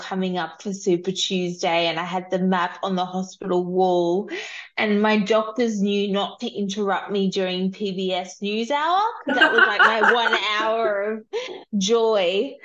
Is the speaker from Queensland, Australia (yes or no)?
yes; Queensland, Australia; I'm from Queensland.